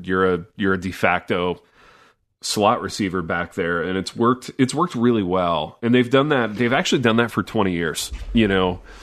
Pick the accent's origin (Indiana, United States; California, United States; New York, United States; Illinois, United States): Indiana, United States; moved away; I grew up in Indiana